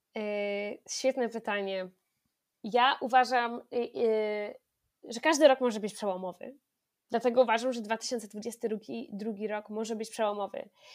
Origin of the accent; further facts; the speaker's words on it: near Bydgoszcz, Kuyavian-Pomeranian Voivodeship, Poland; skąd pochodzę, spod Bydgoszczy